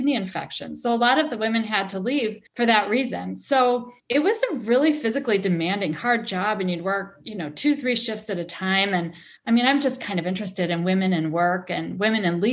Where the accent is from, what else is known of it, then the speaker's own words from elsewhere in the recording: Milwaukee, Wisconsin, United States; I grew up in Milwaukee, which is about half an hour away from the resort.